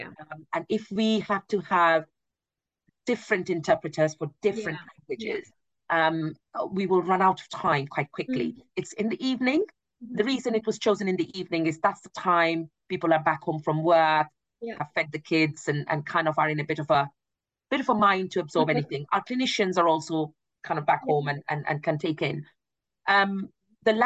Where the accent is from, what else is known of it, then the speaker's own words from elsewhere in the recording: India; now in United Kingdom; I am from India